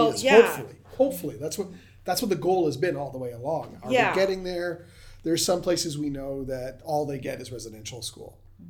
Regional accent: Ontario, Canada; So we're Anishinaabe from Ontario.

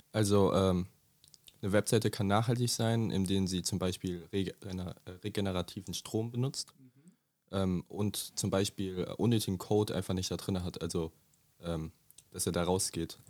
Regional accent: Dietzenbach, Hesse, Germany; Ich komme aus Dietzenbach

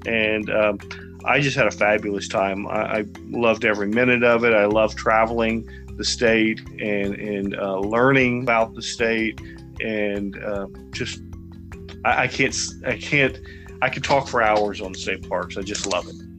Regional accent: Sugar Land, Texas, United States; moved away as an adult; now in California, United States; I grew up in in a uh, small town in Texas. Well, it was small then. It's about the size of Roseville now, Sugarland, Texas.

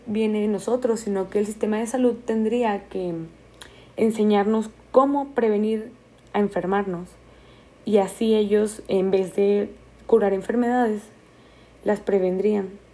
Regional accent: Mexico; nosotros como mexicanos

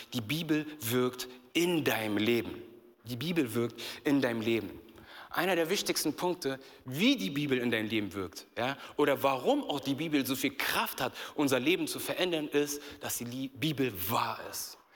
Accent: Berlin, Germany; ich bin in Berlin groß geworden

